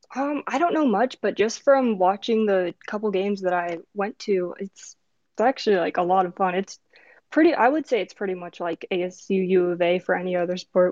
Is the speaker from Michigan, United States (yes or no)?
no; Chicago, Illinois, United States; now in Arizona, United States; I'm from Chicago, so I had to pick my home team